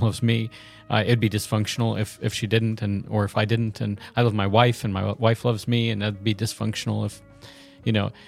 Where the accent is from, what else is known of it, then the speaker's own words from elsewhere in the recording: the South, United States; I'm from the South